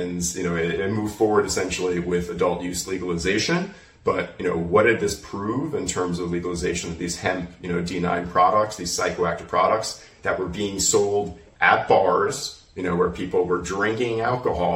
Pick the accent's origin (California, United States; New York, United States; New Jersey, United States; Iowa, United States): New York, United States; New York City; New York, the state of my birth. Since I grew up in Shaolin, a.k.a. Staten Island